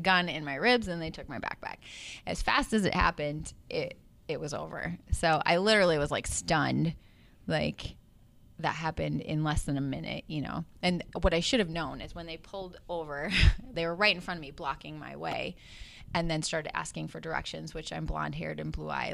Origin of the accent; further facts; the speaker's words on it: Chippewa Falls, Wisconsin, United States; moved away as an adult; also born or lived in Hudson, Wisconsin; I was coming back home to my hometown and that I was going to plant roots here